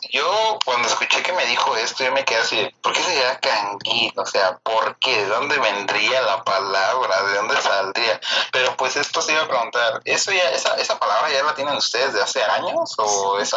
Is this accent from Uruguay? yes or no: no; Mexico; now in United States; Y yo soy de México.